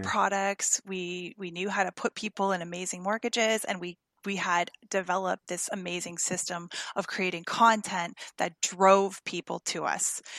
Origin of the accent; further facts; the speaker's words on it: Windsor, Ontario, Canada; moved away as an adult; also born or lived in Toronto area; now in United States; I was born in Windsor, Ontario, and uh, we just moved here from Toronto area